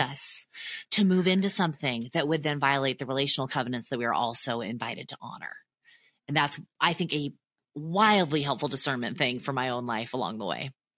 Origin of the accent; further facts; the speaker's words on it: near Disneyland, Southern California, United States; also born or lived in Chicago; I grew up near Disneyland